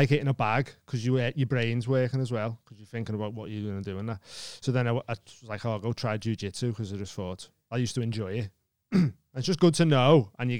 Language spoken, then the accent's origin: English; England, United Kingdom; And I just kept going, "Lad, I'm from England. I don't know what you want me to do."